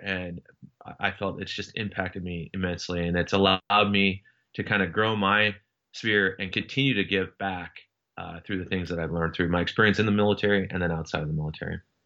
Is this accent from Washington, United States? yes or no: yes; Seattle, Washington, United States; moved away as an adult; I, I grew up in Washington State for the most part, uh, from the Seattle area